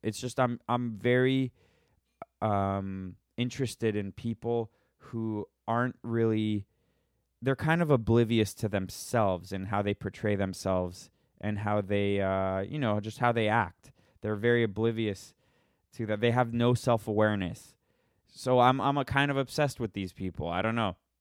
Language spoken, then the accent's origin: English; Florida, United States; now in Los Angeles, United States; I'm from Florida and I moved to, to Los Angeles.